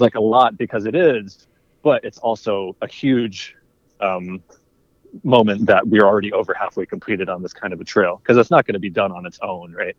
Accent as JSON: {"language": "English", "region": "Maryland", "country": "United States", "tie": "born or raised there", "said": "I grew up in Maryland most of my life"}